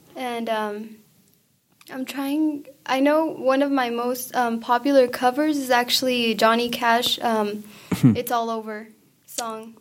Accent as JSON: {"language": "English", "town": "Hobbs", "region": "New Mexico", "country": "United States", "first_language": "Spanish", "second_language": "English", "said": "I'm from Hobbs, New Mexico, which is just um, four hours away"}